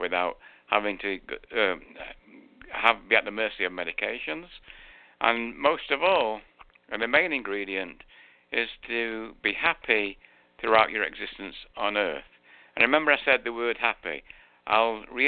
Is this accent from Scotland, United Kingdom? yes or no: no; Manchester, North West England, United Kingdom; accent: English; now in Florida, United States; I was born in Manchester. You can tell I've got an English accent